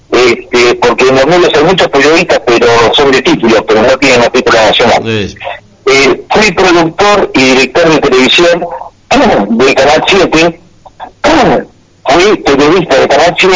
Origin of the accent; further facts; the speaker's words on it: Argentina; el honor que tengo de ser argentino.